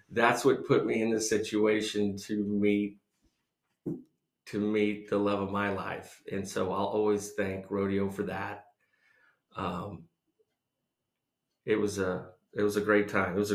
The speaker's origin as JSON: {"language": "English", "town": "Fort Dodge", "region": "Iowa", "country": "United States", "tie": "born there", "said": "So, uh, I was born in Fort Dodge, Iowa. I was uh, one of four uh, siblings, family six."}